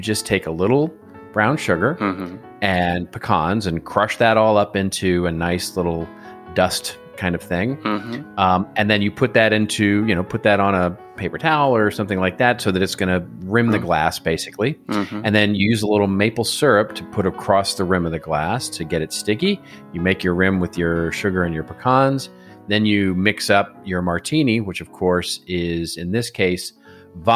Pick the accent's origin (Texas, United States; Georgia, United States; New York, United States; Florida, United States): Texas, United States; moved away; where I grew up in Texas and elsewhere